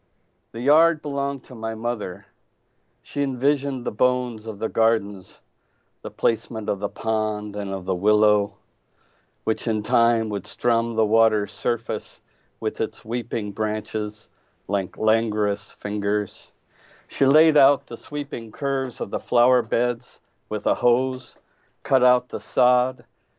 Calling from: Indianapolis, Indiana, United States

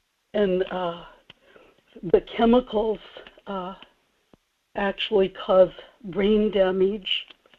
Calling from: Kodiak, Alaska, United States; in Kodiak.

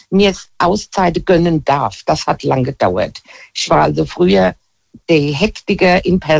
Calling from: Hesse, Germany; Ich bin äh, aus der Nähe von Limburg.

